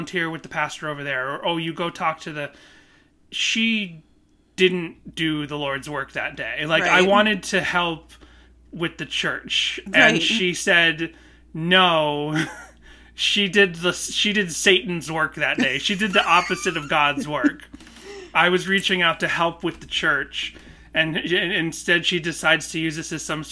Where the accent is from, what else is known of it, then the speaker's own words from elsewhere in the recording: Boston, Massachusetts, United States; I grew up in Boston